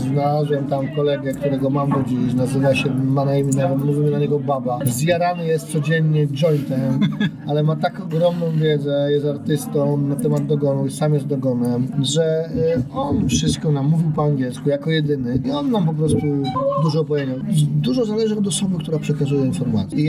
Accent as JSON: {"language": "Polish", "town": "Kielce", "region": "Świętokrzyskie Voivodeship", "country": "Poland", "said": "pochodzimy z Kiel"}